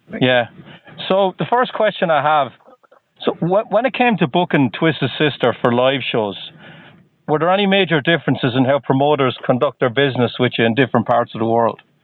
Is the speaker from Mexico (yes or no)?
no; Waterford, Munster, Ireland; moved away as an adult; also born or lived in Dublin, Ireland; now in Boston, United States